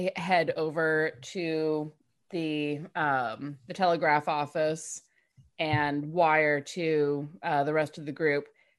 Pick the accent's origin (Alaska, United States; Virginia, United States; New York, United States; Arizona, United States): Alaska, United States; I'm from Alaska.